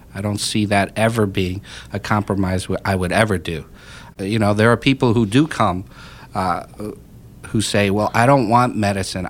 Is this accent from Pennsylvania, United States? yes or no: yes; Pennsylvania, United States; I grew up in Pennsylvania most of my life